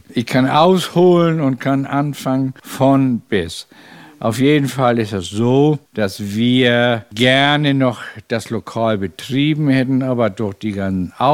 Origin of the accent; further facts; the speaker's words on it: Southern Germany, Germany; Bei uns im Süden heißt es oft, ja, die kühlen Norddeutsche.